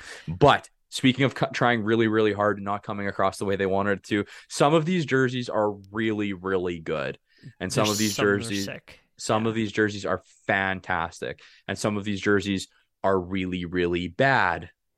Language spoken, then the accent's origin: English; Odessa, Saskatchewan, Canada; also born or lived in Vibank; growing up in Odessa and Vibank, the minor hockey team in Odessa is the Eagles, and that's the jerseys that we would wear growing up.